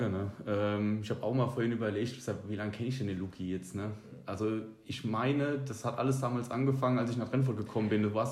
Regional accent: Niedernberg, Bavaria, Germany; ich komme halt nicht aus Trennfurt ursprünglich.

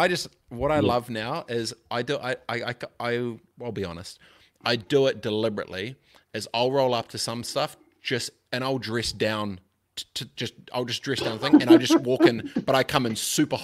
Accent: Christchurch, Canterbury, New Zealand; I grew up in Aranui Christchurch

